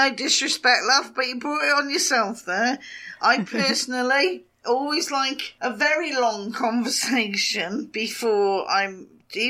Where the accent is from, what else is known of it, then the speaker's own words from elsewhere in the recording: England, United Kingdom; we're English